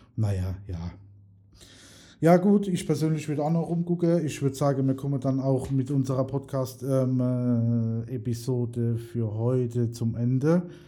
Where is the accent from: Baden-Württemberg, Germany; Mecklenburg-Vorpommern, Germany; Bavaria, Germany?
Baden-Württemberg, Germany; Mannheim; bei uns in Mannheim